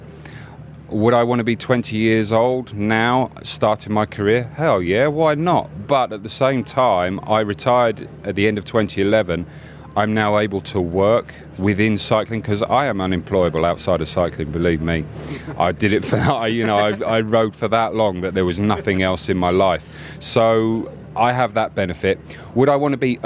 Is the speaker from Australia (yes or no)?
no; United Kingdom; as a Brit